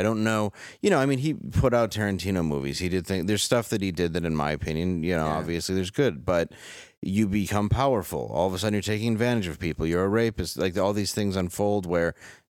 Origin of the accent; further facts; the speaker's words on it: Detroit, Michigan, United States; growing up in Detroit where I did